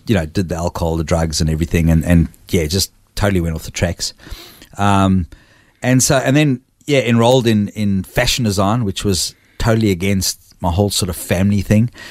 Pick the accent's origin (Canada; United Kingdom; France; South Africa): South Africa; Port Elizabeth, Eastern Cape; now in Australia; I was born in a town called Port Elizabeth